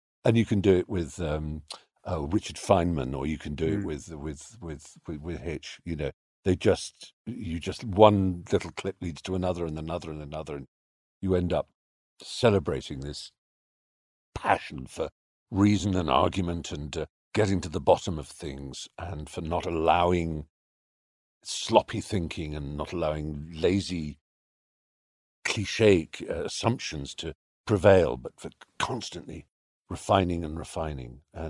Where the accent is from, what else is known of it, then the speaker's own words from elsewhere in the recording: London, United Kingdom; I remember there was a chess cafe in Hampstead when I was growing up in North London, And I used to take friends to it.